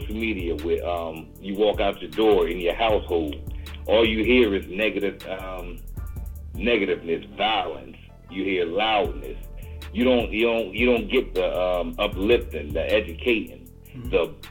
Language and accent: English; Augusta, Georgia, United States; I'm from Augusta, Georgia